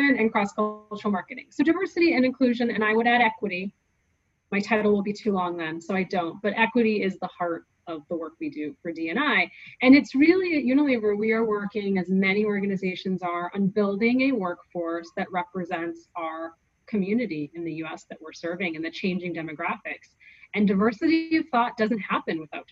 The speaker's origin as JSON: {"language": "English", "country": "United States", "said": "I'm American."}